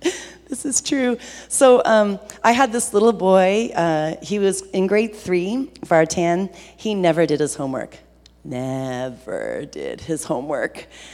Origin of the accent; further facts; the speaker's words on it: Ontario, Canada; I grew up on Georgian Bay on a place called Bomb Beach in the summers.